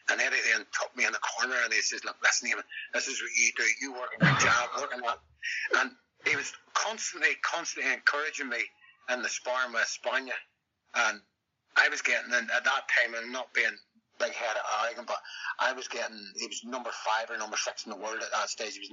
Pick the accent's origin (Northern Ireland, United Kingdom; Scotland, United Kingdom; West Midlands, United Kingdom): Northern Ireland, United Kingdom; Ballymena; also born or lived in Romford, England; I stay in Ballymena, yeah. my hometown